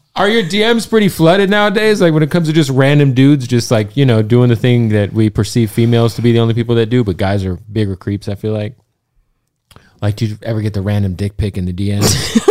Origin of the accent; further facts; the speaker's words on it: Arizona, United States; I'm from, I'm from Arizona